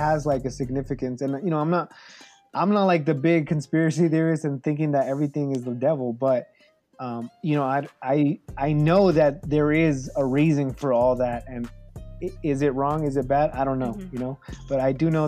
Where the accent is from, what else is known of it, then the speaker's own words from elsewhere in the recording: Mexico City, Mexico; moved away; we're from El DF, so we're from, you know, the city, the main city.